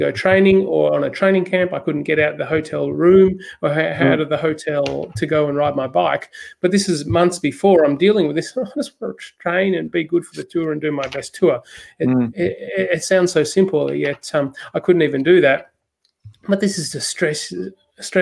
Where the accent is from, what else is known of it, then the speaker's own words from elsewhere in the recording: Australia; I'm Australian